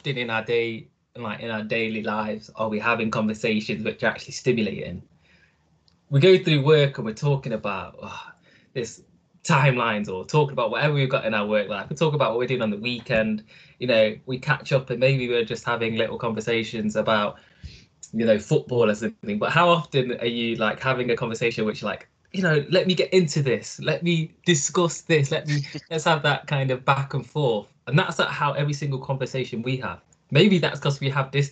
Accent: Nottingham, East Midlands, United Kingdom; also born or lived in Italy / United States; Also raised in Nottingham. Not born in Nottingham, born in Italy

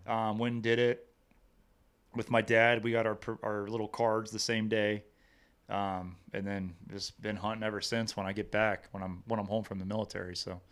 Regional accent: Hillsboro, Missouri, United States; also born or lived in Cape Girardeau, Missouri; It's, uh, Hillsboro. Uh, born and raised there.

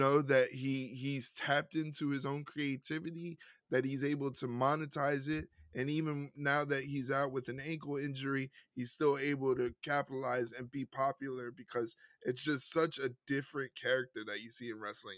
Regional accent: New York City, New York, United States; a Puerto Rican male from New York City

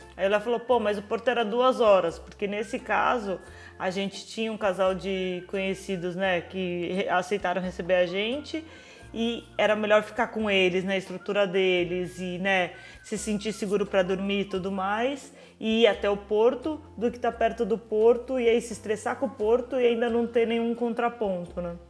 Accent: Brazil; moved away; mesmo sendo brasileiros

